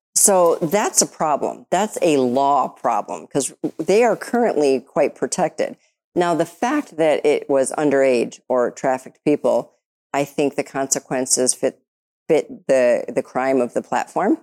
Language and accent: English; Detroit, Michigan, United States; I'm from Detroit.